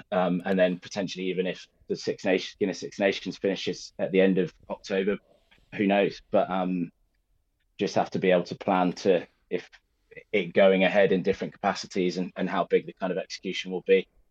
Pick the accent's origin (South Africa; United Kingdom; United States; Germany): United Kingdom; Birmingham, West Midlands; I'm from Birmingham and, and went to school in Birmingham